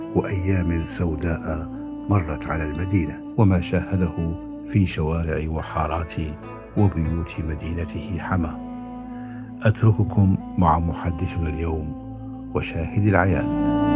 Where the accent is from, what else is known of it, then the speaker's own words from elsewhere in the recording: Hama, Hama Governorate, Syria; عندنا بحماه